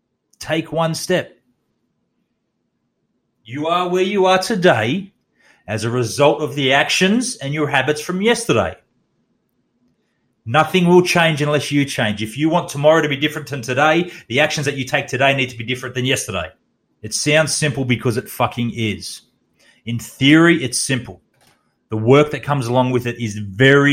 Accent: Australia; also born or lived in Townsville, Queensland; as an Australian

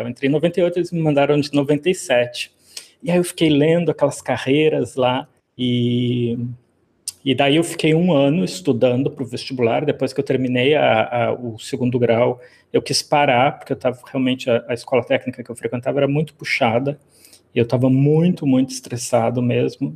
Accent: Rio Grande, Rio Grande do Sul, Brazil; moved away as an adult; also born or lived in São Paulo; now in Fortaleza, Brazil; eu sou do Rio Grande do Sul, né? Eu sou gaúcho, cidade lá da pontinha do, do, do Rio Grande do Sul, em Rio Grande

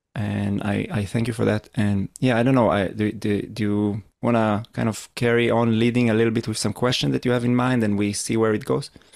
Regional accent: Israel; I am from Israel

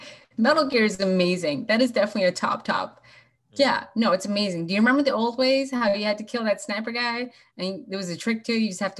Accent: Washington, United States; I'm from Washington State. That's why I picked 360.

